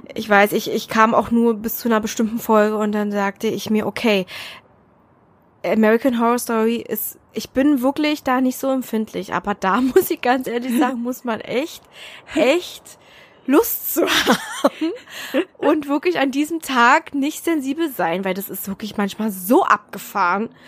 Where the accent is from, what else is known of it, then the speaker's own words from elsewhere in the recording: Berlin, Germany; now in Brandenburg, Germany; Ich bin ja gebürtige Berlinerin